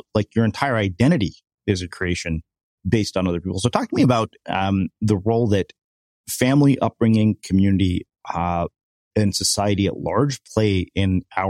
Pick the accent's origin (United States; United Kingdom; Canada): United States; growing up as an Indian boy in America